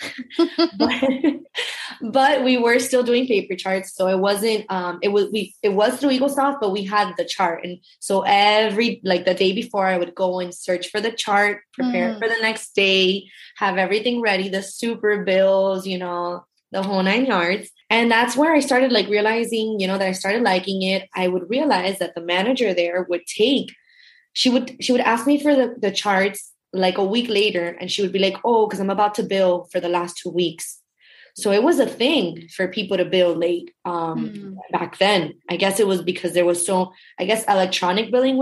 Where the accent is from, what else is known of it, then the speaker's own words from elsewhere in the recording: Miami, Florida, United States; I grew up in Miami. I was born and raised. I still live here.